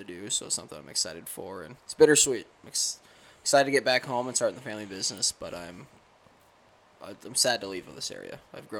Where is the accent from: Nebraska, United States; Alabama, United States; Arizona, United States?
Nebraska, United States; moved away as an adult; I'm originally from Nebraska. I moved up here a little over 4 years ago for work, and the time has come to go back home in my family business. So I decided to make the move back south to southern Nebraska